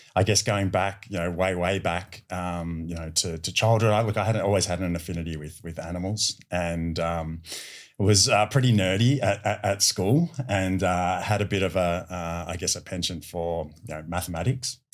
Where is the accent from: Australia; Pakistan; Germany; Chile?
Australia; Melbourne, Victoria; my hometown of, of Melbourne